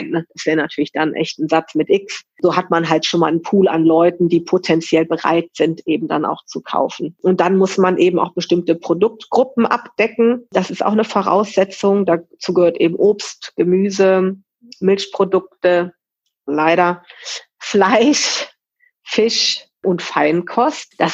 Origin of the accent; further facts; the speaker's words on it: Cologne, North Rhine-Westphalia, Germany; Und dann bin ich halt nach Nippes gezogen zurückgezogen, muss man sagen. Also ich bin hier in Nippes groß geworden und habe halt das einfach vermisst